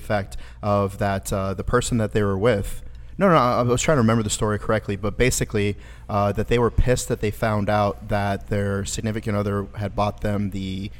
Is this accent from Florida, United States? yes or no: yes; Florida, United States; Growing up in Florida